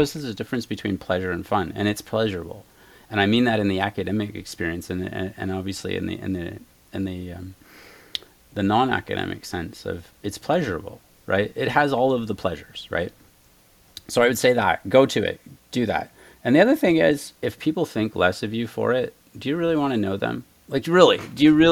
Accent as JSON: {"language": "English", "country": "Canada", "moved": "as an adult", "lives_now": "United States", "said": "I'm French Canadian"}